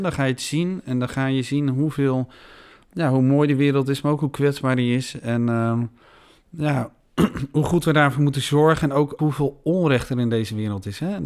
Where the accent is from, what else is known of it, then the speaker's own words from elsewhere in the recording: Veenendaal, Utrecht, Netherlands; We zitten hier in Senedal, ik ben hier geboren. Ik heb hier mijn hele leven gewoond.